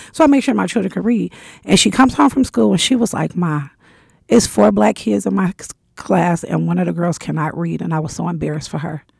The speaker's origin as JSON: {"language": "English", "region": "Michigan", "country": "United States", "moved": "yes", "said": "I went back home 'cause I'm from Michigan"}